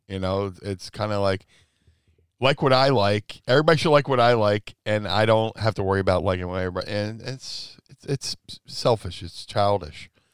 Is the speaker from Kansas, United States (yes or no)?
no; Philadelphia, Pennsylvania, United States; my hometown